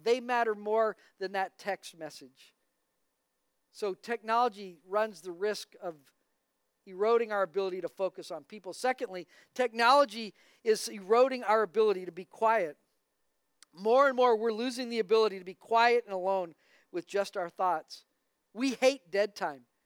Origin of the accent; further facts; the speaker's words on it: Albuquerque, New Mexico, United States; I grew up in Albuquerque, New Mexico